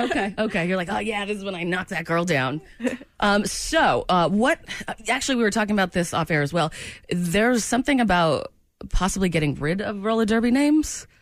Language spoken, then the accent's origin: English; Maine, United States; now in Kansas City, United States; my home state of Maine